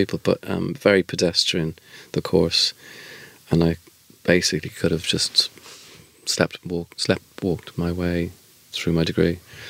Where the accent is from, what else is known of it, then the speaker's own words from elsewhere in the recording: Dublin, Leinster, Ireland; moved away; I was Irish and from Dublin